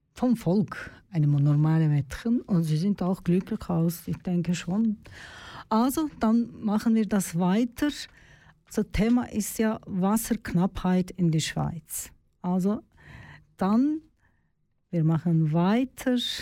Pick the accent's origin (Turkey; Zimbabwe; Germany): Turkey; German is a second language; moved away as an adult; now in Switzerland; in meinem Heimatland in der Türkei